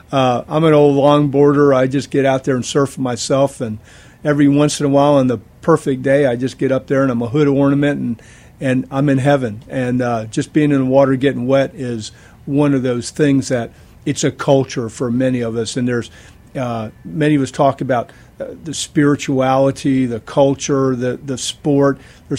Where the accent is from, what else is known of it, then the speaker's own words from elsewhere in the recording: Florida, United States; And of course, I grew up in Florida